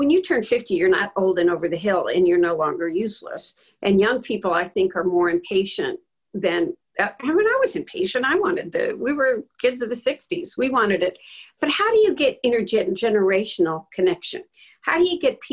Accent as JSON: {"language": "English", "town": "Dearborn", "region": "Michigan", "country": "United States", "tie": "born or raised there", "said": "I went to my hometown's Dearborn"}